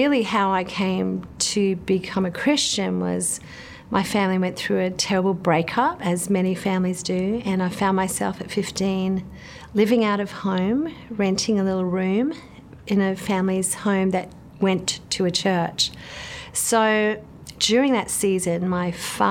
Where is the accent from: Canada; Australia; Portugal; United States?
Australia; Queensland; now in Central Coast, Australia; I grew up in Queensland in Australia, the eldest of four kids